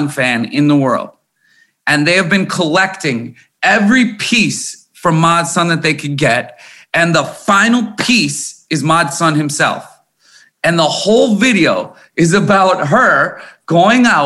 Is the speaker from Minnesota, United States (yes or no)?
yes; Corcoran, Minnesota, United States; I was born in Minnesota. And I was born in a town. I lived in a town called Corcoran, Minnesota on a farm